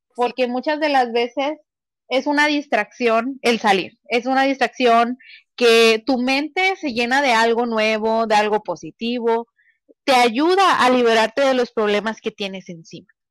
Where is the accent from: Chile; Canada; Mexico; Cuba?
Mexico; nací en México